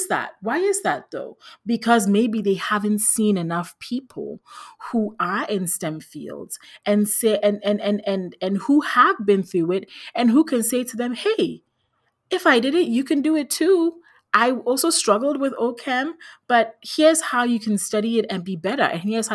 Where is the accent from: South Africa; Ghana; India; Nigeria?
Ghana; I grew up in Ghana in West Africa.